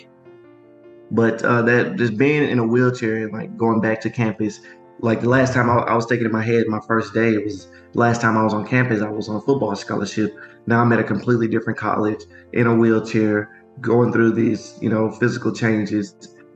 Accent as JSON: {"language": "English", "town": "Memphis", "region": "Tennessee", "country": "United States", "tie": "born or raised there"}